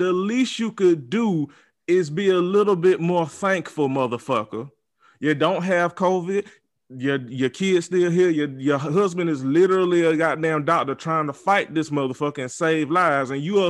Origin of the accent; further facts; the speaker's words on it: the South, United States; Because listen, I'm from the South.